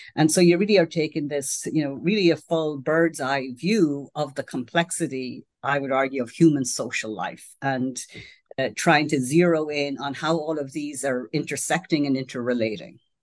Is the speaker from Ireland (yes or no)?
yes; Ireland; now in United States; I grew up in Ireland, which in those days, uh, it was a very Catholic society.